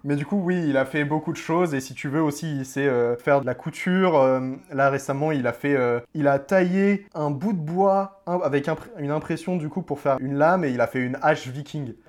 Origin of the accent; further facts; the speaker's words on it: Normandy, France; je viens de Normandie